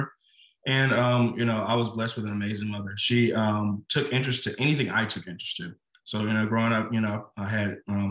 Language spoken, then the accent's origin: English; Little Rock, Arkansas, United States; when we were younger, we grew up on Marshall Street, literally the back of my house, back up to what's called Wolf in Little Rock, Arkansas